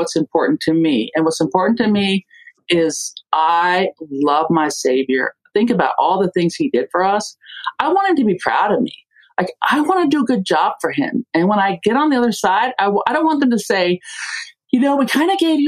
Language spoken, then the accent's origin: English; Germany; moved away; I grew up in Germany.